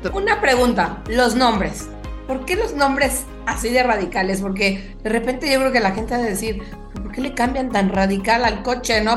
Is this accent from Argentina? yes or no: no; Mexico; como mexicanos